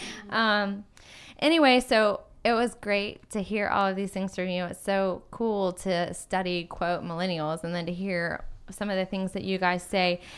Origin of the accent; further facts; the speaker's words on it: Atlanta, Georgia, United States; I grew up in Atlanta